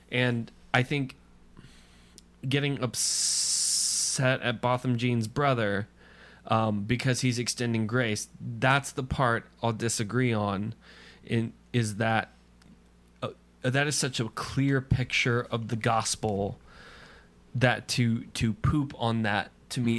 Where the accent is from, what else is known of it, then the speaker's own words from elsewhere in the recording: United States; I am Christian long before I am American.